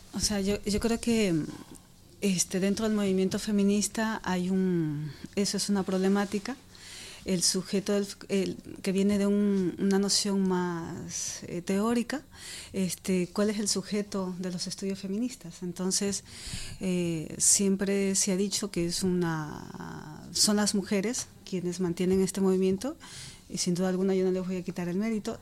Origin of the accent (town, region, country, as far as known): Ecuador; now in Madrid, Spain